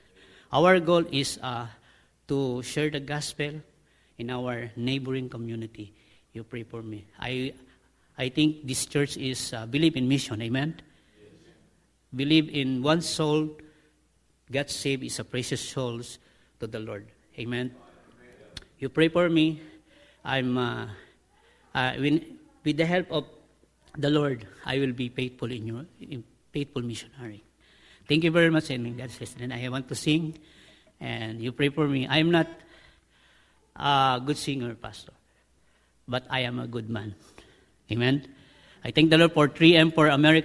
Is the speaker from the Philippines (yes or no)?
yes; Philippines; I am a Filipino